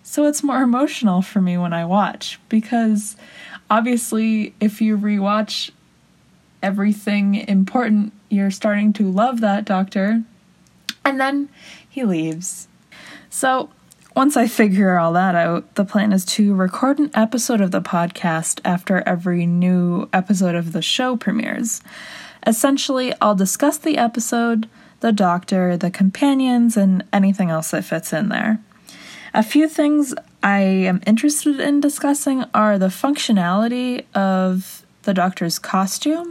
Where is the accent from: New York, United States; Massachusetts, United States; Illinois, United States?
Massachusetts, United States; Boston; moved away as an adult; now in Orlando, United States; I am originally from Boston, but just recently moved to Orlando, Florida